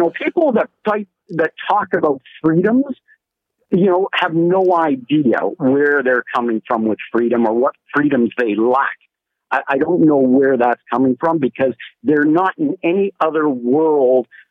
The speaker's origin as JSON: {"language": "English", "country": "Canada", "said": "as a Canadian"}